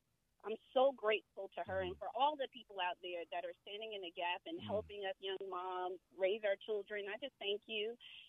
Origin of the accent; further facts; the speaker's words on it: Florida, United States; now in Upper Marlboro, United States; We're both from Florida, and, we're basically implanted in this area, and we don't have much family here